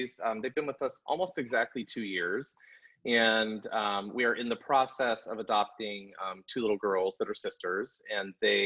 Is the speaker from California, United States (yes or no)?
yes; Long Beach, California, United States; now in Florida, United States; I grew up in Southern California in Long Beach.